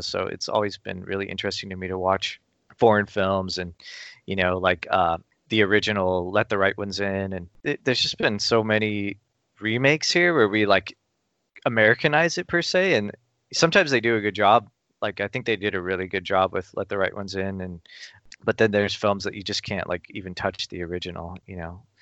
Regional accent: Burbank, California, United States; I grew up in Burbank, which is kind of a, you know, it's kind of a mecca for film production and stuff

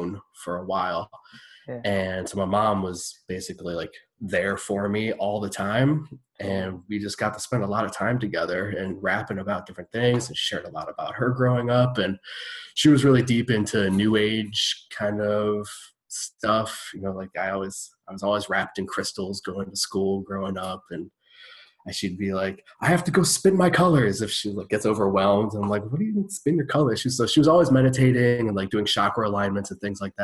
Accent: Cleveland, Ohio, United States; I grew up in Cleveland. I was like, okay, we're in Cleveland, which is in Ohio

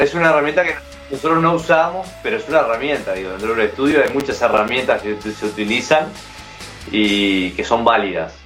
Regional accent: San Ramón, Canelones, Uruguay; nací en San Ramón, que es una ciudad, la ciudad más al norte de Canelones.

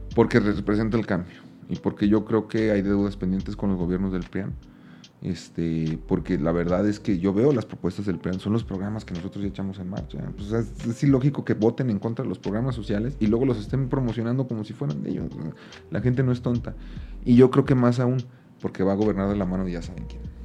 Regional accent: Aguascalientes, Mexico; Yo soy de Aguascalientes

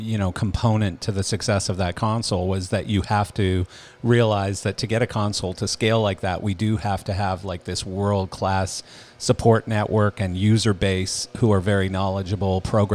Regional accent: Canada; accent: Canadian; now in Florida, United States; Even though I'm Canadian.

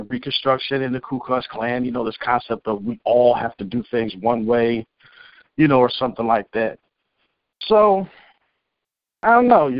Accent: Cleveland, Ohio, United States; born there; Bitch, I was born in Cleveland. I know nothing about Mexico.

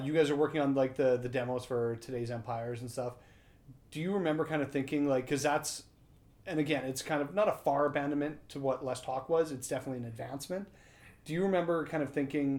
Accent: Estevan, Saskatchewan, Canada; I came up from Estevan

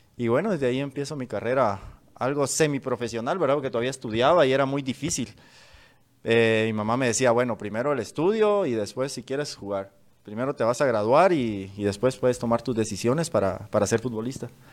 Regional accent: San Francisco, Petén, Guatemala; en nuestra tierra, en, Petén, eh, bueno, prácticamente soy vecino de San Francisco

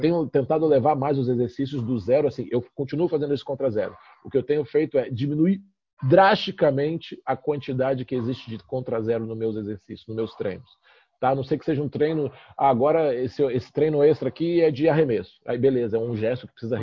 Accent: Brasília, Federal District, Brazil; moved away; also born or lived in Rio de Janeiro; sou carioca, mas cresci em Brasília

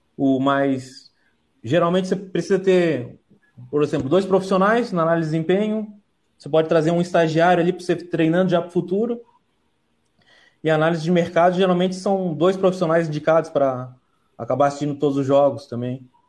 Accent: Santa Catarina, Brazil; como eu sou de Santa Catarina

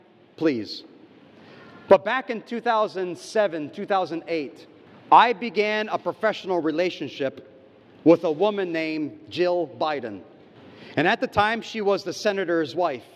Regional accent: United States; now in Indonesia; my home country, the United States

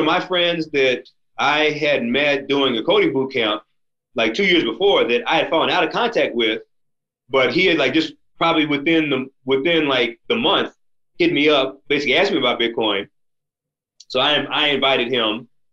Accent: United States; as an American, and especially as a black American

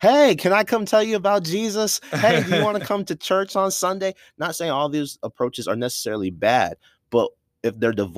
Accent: New York, United States; growing up in New York

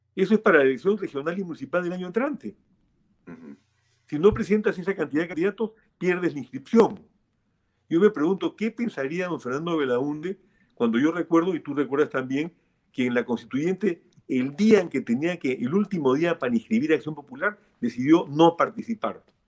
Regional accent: Peru; como peruano

